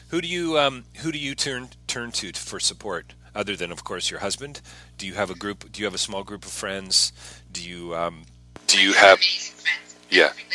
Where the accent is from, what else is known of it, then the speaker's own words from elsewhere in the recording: Canada; I'm a Canadian